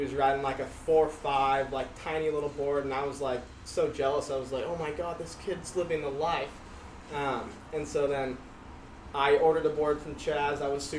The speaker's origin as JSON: {"language": "English", "town": "Long Beach", "region": "California", "country": "United States", "tie": "born or raised there", "said": "I grew up like South Long Beach, kind of on the border of Orange County. So like I was really close to the beach and like not like Long Beach, but like close to Seal Beach too."}